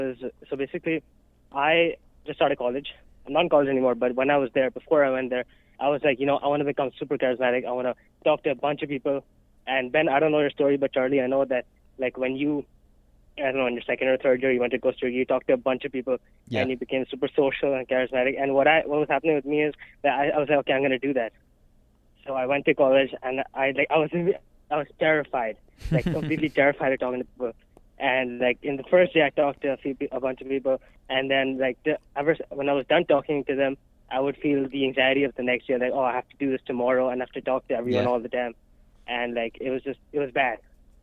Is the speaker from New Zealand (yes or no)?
no; Pakistan; moved away as an adult; now in United States; I'm from Pakistan